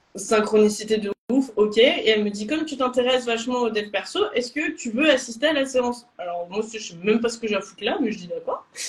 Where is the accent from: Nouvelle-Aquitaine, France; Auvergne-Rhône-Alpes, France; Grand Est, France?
Auvergne-Rhône-Alpes, France; Lyon; moved away as an adult; also born or lived in Bordeaux; je suis de Lyon